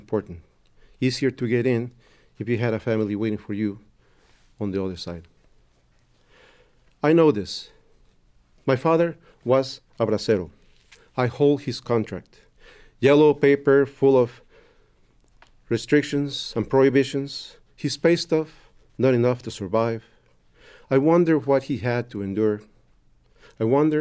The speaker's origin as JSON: {"language": "English", "region": "Mexico City", "country": "Mexico", "tie": "born or raised there", "second_language": "English", "moved": "yes", "said": "growing up in Mexico City"}